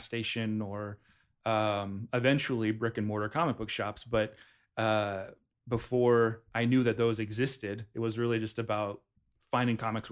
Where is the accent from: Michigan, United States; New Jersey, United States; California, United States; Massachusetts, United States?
California, United States; Hayward; I was born in Hayward, California